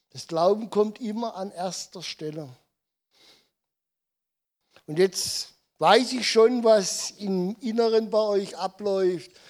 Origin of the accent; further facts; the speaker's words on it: Odenwald, Germany; weil ich bin der deutschen Sprache nicht so mächtig, weil ich bin im Odenwald geboren, aufgewachsen und ähm, ich spreche Dialekt.